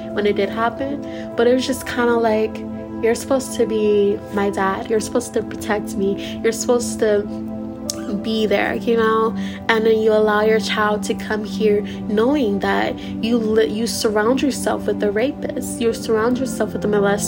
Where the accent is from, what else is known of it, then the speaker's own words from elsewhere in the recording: Missouri, United States; I'm originally from Missouri